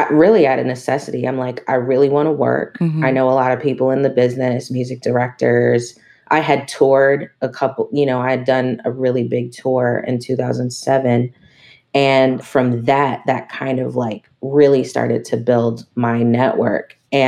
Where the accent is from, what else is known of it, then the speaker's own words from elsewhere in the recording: East Coast, United States; You know, I'm from the East Coast and I went to school in New York.